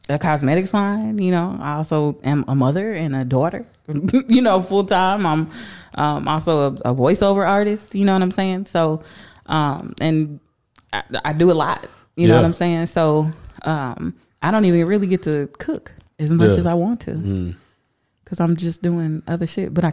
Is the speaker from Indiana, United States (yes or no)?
yes; Indianapolis, Indiana, United States; Born and raised in Indianapolis